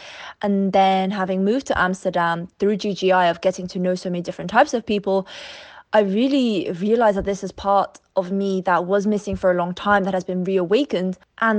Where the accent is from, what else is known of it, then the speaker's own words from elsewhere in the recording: London, United Kingdom; when people ask me, so where are you from? I'm like, okay, I'm from London.